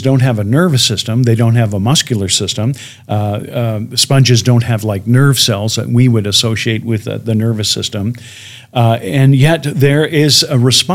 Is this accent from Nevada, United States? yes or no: no; Chicago, Illinois, United States; my hometown of Chicago